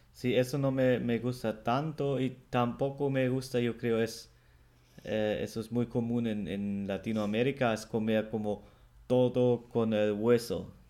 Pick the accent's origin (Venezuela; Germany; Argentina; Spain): Germany; el alemán